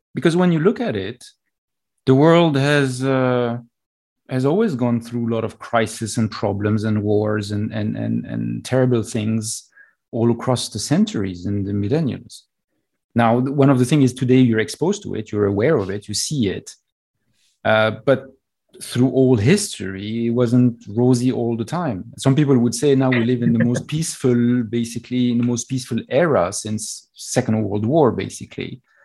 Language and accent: English; Texas, United States; now in New York City, United States; I was born in Texas